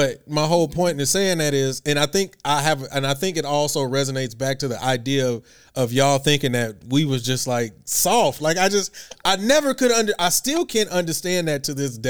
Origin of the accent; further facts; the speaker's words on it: Houston, Texas, United States; moved away as an adult; also born or lived in Norfolk; I grew up, born and raised in Houston